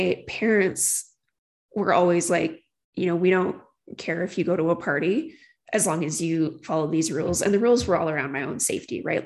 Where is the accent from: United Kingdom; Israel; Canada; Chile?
Canada; St. Albert, Alberta; growing up in St. Albert, there was a problem with drunk driving